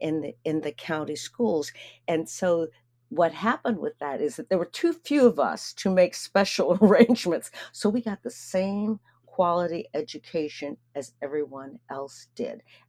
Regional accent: Erie, Pennsylvania, United States; I grew up in Erie, Pennsylvania

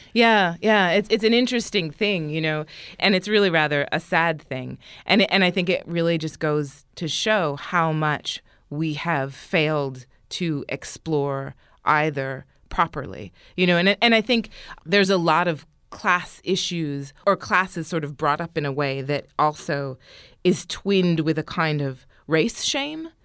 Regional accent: United States; also born or lived in Florence, Italy; I'm American

